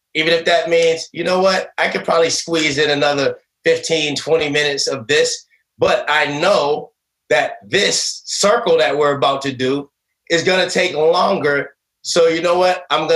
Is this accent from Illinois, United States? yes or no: no; Boston, Massachusetts, United States; growing up in Boston